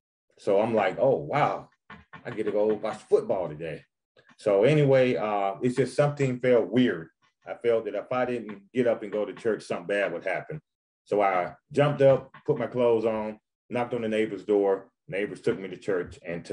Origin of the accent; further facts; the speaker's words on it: Quincy, Florida, United States; So I'm originally from Quincy, Florida. And my mom was introduced to the church by my grandmother.